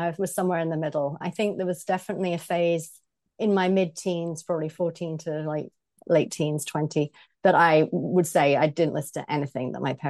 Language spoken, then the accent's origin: English; England, United Kingdom; moved away as an adult; now in United States; I am British, as you can probably hear from my voice. So I grew up in the Midlands of Britain, and I lived there well into adulthood, well in the north of England, and worked there, and then moved to the US about 17 years ago now.